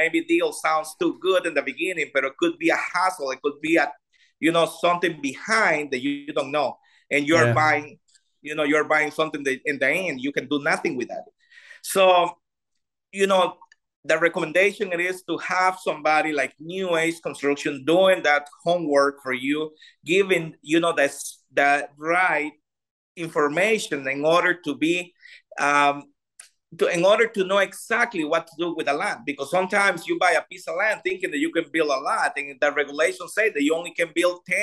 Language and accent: English; Costa Rica; English is a second language